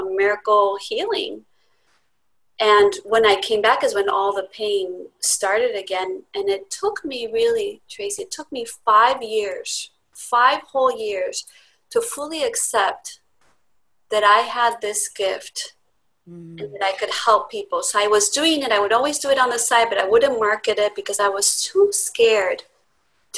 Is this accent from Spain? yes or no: yes; Spain; moved away as an adult; now in Laguna Beach, United States; I grew up in Spain, and I did my first year of architecture school there